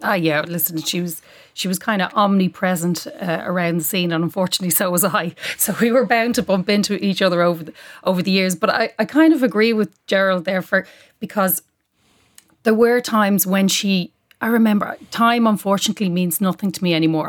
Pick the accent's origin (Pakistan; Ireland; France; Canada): Ireland; Dublin, Leinster; I'm a proud dub